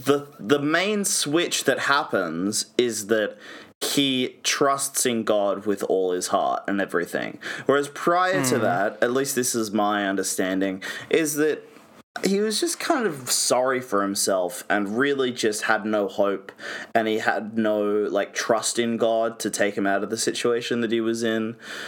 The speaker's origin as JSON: {"language": "English", "region": "Georgia", "country": "United States", "accent": "Georgian", "said": "I appreciate the respect to my Georgian accent."}